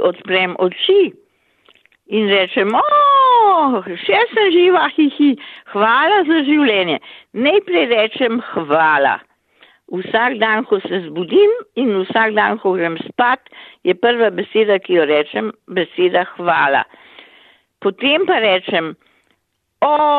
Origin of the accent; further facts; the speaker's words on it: Slovenia; smo Slovenci uh, mnogokrat zaprti